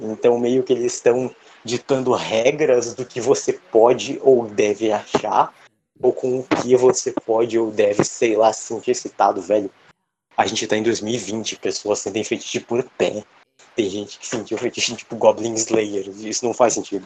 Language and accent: Portuguese; Brazil; nós somos brasileiros, o nosso povo é um coquetel genético